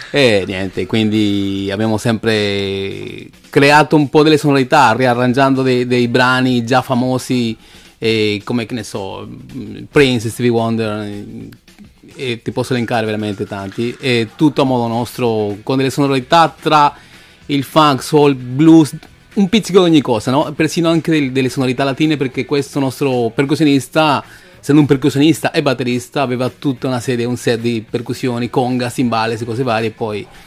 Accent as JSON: {"language": "Italian", "country": "Peru", "lives_now": "Italy", "said": "Allora, innanzitutto vengo dal Perù, ormai sono"}